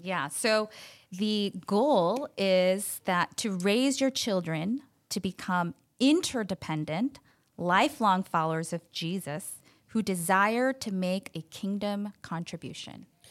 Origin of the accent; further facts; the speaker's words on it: Chicago, Illinois, United States; now in Long Beach, United States; I'm actually from Chicago, so not a Californian um, by nature